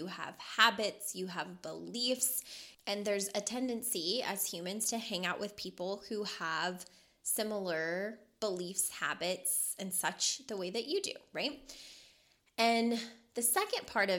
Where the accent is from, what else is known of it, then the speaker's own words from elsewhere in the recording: Louisville, Kentucky, United States; moved away as an adult; now in Las Vegas, United States; I was born and raised in Louisville, Kentucky